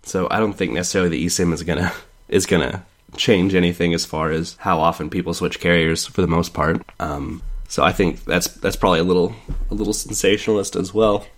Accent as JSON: {"language": "English", "town": "Kansas City", "country": "United States", "moved": "yes", "said": "I'm from Kansas City originally"}